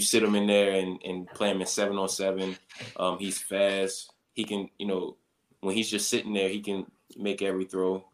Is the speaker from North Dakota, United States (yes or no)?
no; Baltimore, Maryland, United States; moved away as an adult; now in Green Bay, United States; growing up in Baltimore